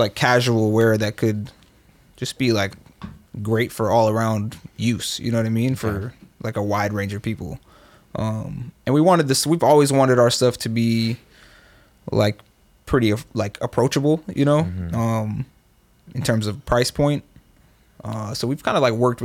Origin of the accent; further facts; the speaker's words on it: Oakland, California, United States; moved away as an adult; also born or lived in Berkeley, California; I grew up here in Oakland and Berkeley.